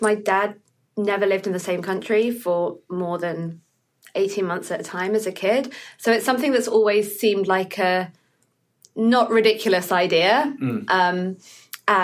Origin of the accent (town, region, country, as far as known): United Kingdom; born or raised there; moved away as an adult; also born or lived in Houston, Texas, United States; now in New York, United States